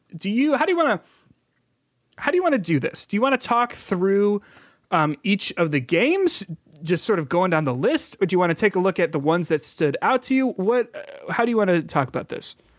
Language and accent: English; Midwest, United States; we're from the Midwest